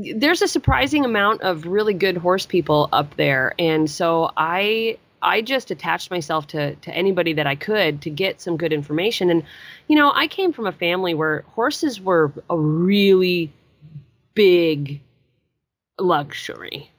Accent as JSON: {"language": "English", "town": "Chugiak", "region": "Alaska", "country": "United States", "tie": "born or raised there", "moved": "yes", "said": "I grew up in Chugiak, Alaska, which is a very small town, about 13 miles out of Anchorage."}